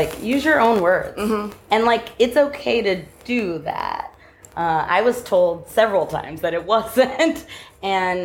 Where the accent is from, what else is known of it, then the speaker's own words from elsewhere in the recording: Southern California, United States; moved away as an adult; also born or lived in New York / Brooklyn; now in Los Angeles, United States; I grew up in California